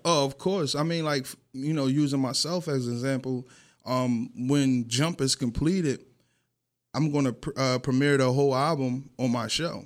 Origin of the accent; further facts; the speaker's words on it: Atlantic City, New Jersey, United States; moved away as an adult; also born or lived in Beverly Hills; I'm from Pitney